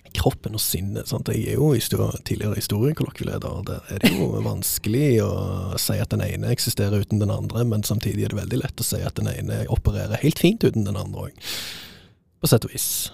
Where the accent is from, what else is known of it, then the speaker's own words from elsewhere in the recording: Stavanger, Rogaland, Norway; moved away; Jeg er jo fra Stavanger